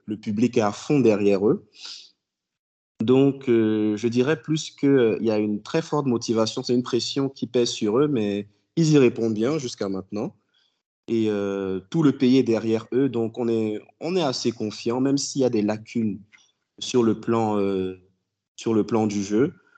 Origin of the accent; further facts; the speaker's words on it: Cameroon; nous, on est de l'Afrique centrale